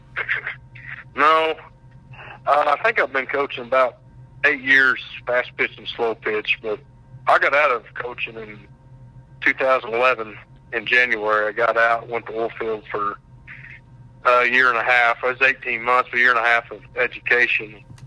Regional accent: Shattuck, Oklahoma, United States; I grew up in Shattuck's my hometown

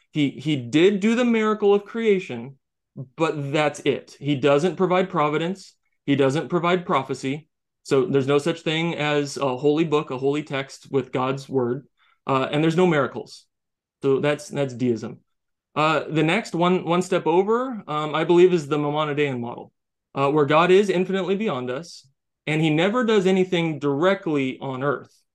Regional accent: United States; I'm an American

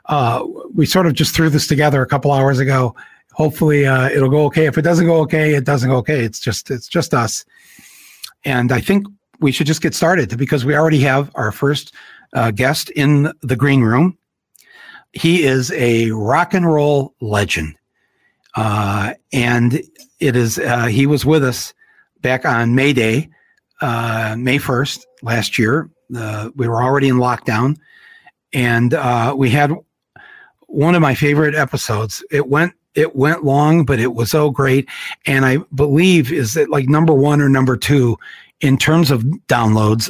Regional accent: Flint, Michigan, United States; growing up in Flint

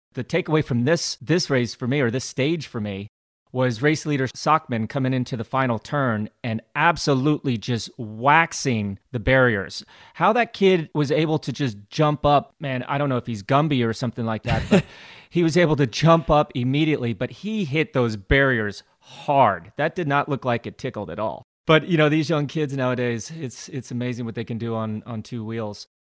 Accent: Glenwood Springs, Colorado, United States; growing up in Glenwood Springs, Colorado, my father and his wife were race event promoters themselves

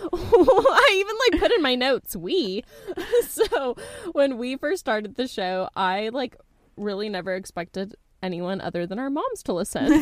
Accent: Texas, United States; I'm from Texas

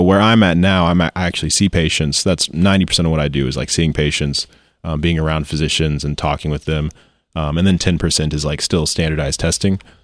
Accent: Joplin, Missouri, United States; born or raised there; also born or lived in St. Louis, Missouri / Baxter Springs, Kansas

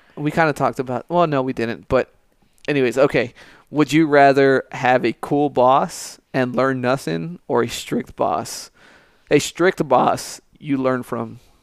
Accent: United States; being born in this country, uh, being an American

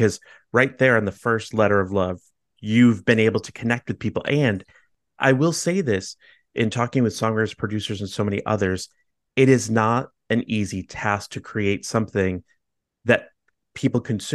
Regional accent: Chicago, Illinois, United States; I grew up in Chicago and I live in Chicago

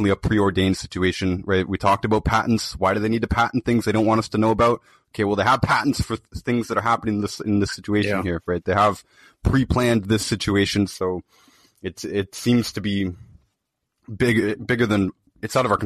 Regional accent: Toronto, Ontario, Canada; I'm from Toronto

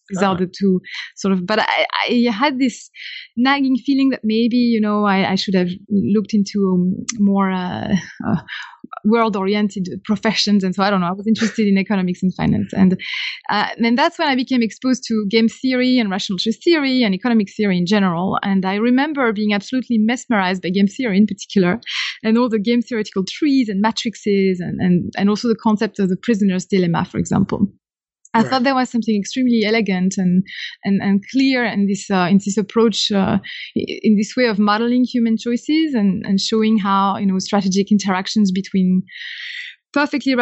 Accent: Caen, Normandy, France; accent: French; English is a second language; moved away; I guess I'm French. You note that from my accent immediately. I come from Normandy, from a town called Caen, C-A-E-N, it's spelled

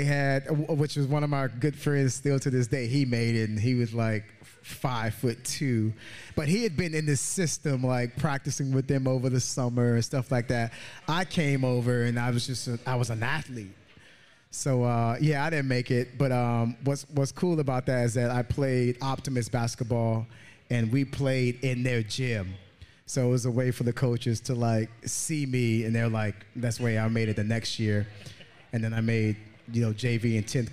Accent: Holly Hill, Florida, United States; growing up in Holly Hill, I remember we had like a couple of parades and stuff

